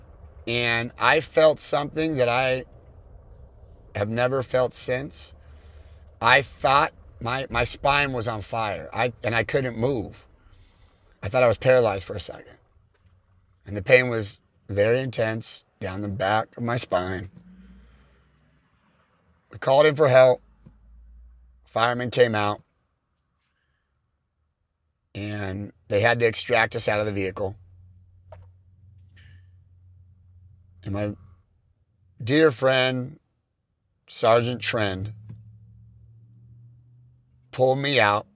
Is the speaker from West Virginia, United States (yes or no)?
no; California, United States; I'm from California.